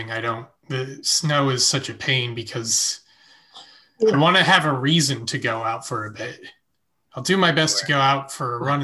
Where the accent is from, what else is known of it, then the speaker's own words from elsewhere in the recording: Yardley, Pennsylvania, United States; now in Brooklyn, United States; I was growing up in Yardley